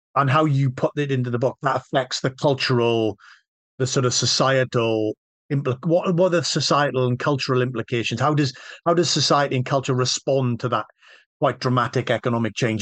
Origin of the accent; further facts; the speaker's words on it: Wales, United Kingdom; I'm Welsh